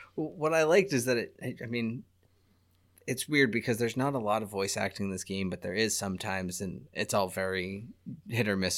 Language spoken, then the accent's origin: English; United States; I'm American.